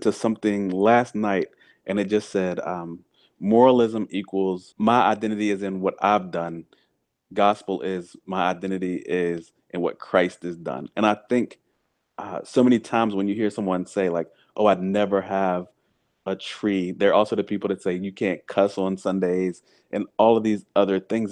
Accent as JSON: {"language": "English", "region": "the South", "country": "United States", "tie": "born or raised there", "said": "I grew up in the South on sweet tea"}